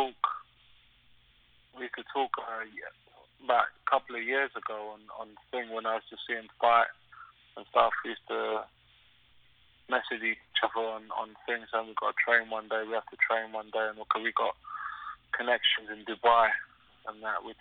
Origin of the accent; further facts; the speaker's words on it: London, United Kingdom; I'm from South London.